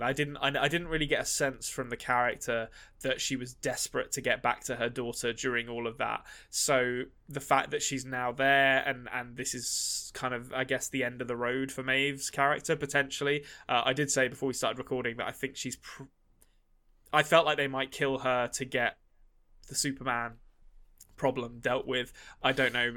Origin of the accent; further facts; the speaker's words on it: England, United Kingdom; I'm an Englishman